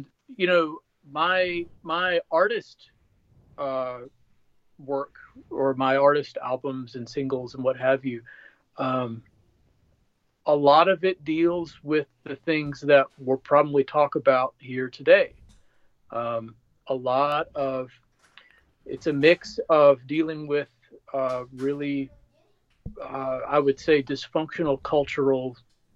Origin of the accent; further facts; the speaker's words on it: Boonville, Indiana, United States; moved away as an adult; also born or lived in Evansville, Indiana / Nashville, Tennessee; I was born in Evansville, Indiana at St. Mary's Hospital. And then I was raised in Boonville, Indiana